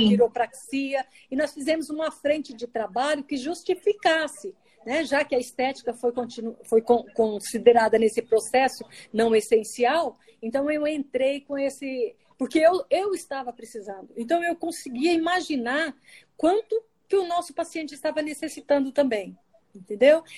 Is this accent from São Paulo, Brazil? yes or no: no; Paraná, Brazil; also born or lived in Mato Grosso; now in Brasília, Brazil; eu sou paranaense, mas morei muito tempo no Mato Grosso